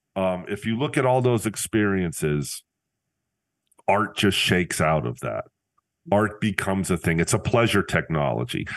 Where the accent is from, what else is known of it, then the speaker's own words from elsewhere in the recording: Northeast Pennsylvania, United States; I returned to my hometown